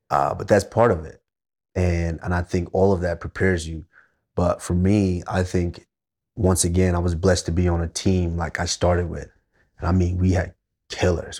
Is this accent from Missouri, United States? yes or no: no; Texas, United States; also born or lived in Nigeria; I'm a little boy from Nigeria, and then growing up in Texas